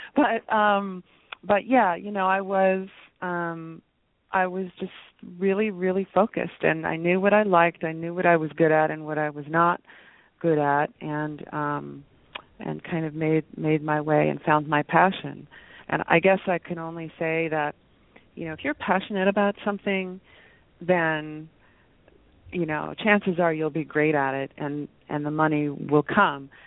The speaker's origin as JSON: {"language": "English", "region": "West Virginia", "country": "United States", "tie": "born or raised there", "said": "I was born in West Virginia, of all places"}